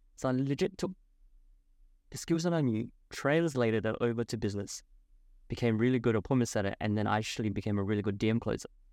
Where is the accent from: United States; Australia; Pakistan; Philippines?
Australia; Adelaide, South Australia; moved away as an adult; also born or lived in Gold Coast; my hometown, Adelaide